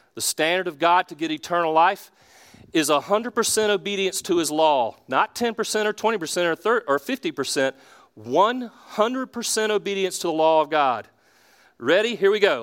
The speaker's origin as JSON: {"language": "English", "town": "Charlotte", "region": "North Carolina", "country": "United States", "said": "I'm from Charlotte. I'm from South Charlotte originally"}